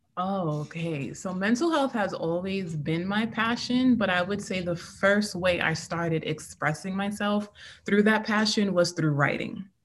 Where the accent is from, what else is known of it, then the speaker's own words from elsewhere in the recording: New York City, New York, United States; I'm from Queens, New York City